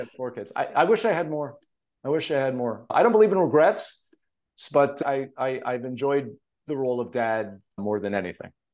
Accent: Montreal, Quebec, Canada; now in Los Angeles, United States; the guys I grew up with in Montreal.

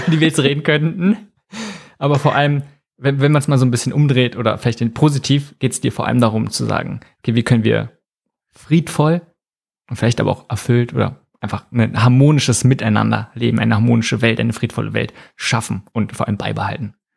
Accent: Germany; bei uns in Deutschland

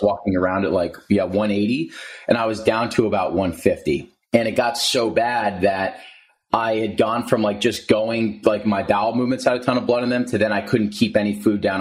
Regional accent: New Jersey, United States; moved away as an adult; also born or lived in Princeton, New Jersey; now in San Diego, United States; I'm from New Jersey. So I was living at home with my parents in New Jersey

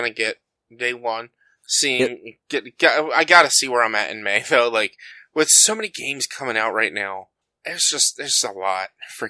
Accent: United States; Because I'm an American.

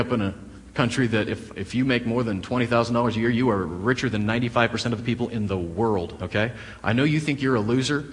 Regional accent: Nebraska, United States; moved away; I grew up in Nebraska

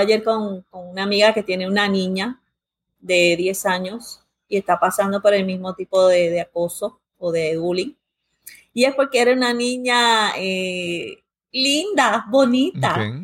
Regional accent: United States; nací y me crié en Estados Unidos

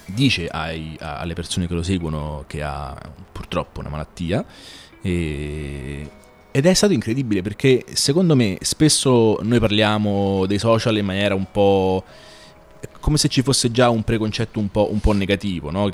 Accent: Rome, Lazio, Italy; now in Bologna, Italy; io sono nato e cresciuto a Roma

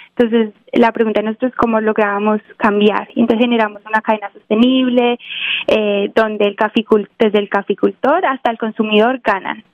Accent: Quindío, Colombia; now in Los Angeles, United States; nací en el Quindío, que es la zona cafetera colombiana. Eh, toda mi familia son caficultores, entonces pues crecí en una finca de café

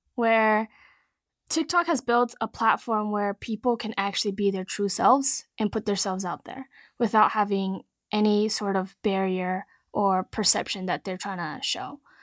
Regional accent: Silicon Valley, California, United States; I grew up in Silicon Valley, was lucky enough to grow up here

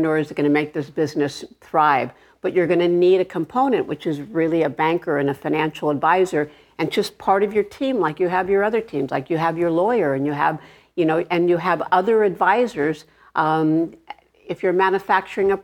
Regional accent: Los Angeles, California, United States; I grew up in Arleta, California.

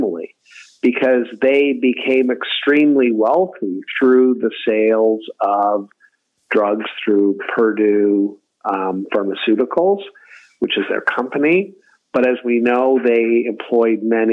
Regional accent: Kingston, Ontario, Canada; my hometown, Kingston

